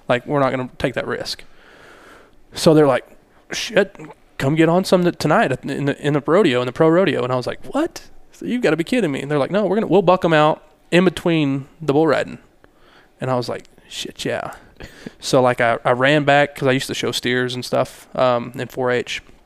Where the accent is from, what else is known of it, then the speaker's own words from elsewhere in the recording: Hobbs, New Mexico, United States; I grew up in Hobbs.